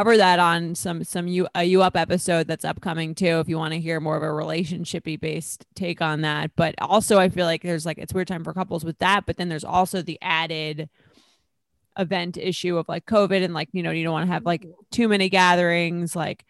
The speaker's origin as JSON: {"language": "English", "area": "Long Island", "region": "New York", "country": "United States", "said": "we're both from Long Island, so we're like, we live like relatively close"}